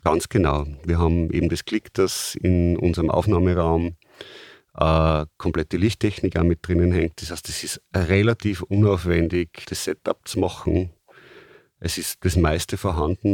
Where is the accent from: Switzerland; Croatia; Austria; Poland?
Austria; bei uns in Österreich